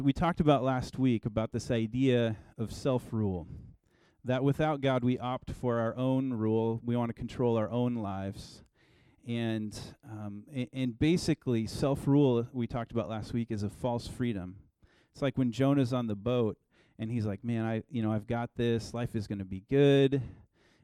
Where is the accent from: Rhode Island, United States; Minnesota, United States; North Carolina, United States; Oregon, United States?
Oregon, United States; I'm from Oregon, and I lived about an hour from the coast growing up.